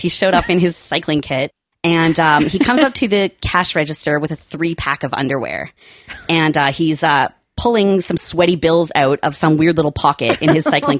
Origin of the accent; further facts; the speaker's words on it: Langley, British Columbia, Canada; now in Vancouver, Canada; I grew up in the suburbs, so I'm from Langley.